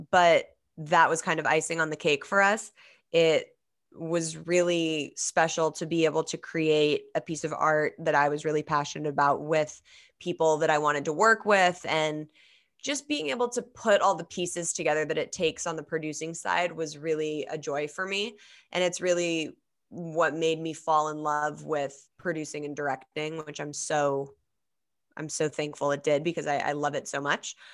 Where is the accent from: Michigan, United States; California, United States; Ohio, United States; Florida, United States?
California, United States; Los Angeles; I grew up in Los Angeles